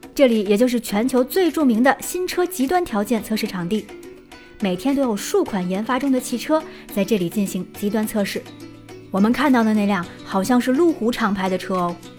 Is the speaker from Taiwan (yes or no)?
no; China; 我们中国人